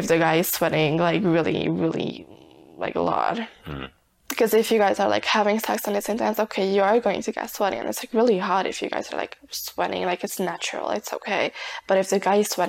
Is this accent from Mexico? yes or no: no; Hungary; I'm 20 years old and I'm from Hungary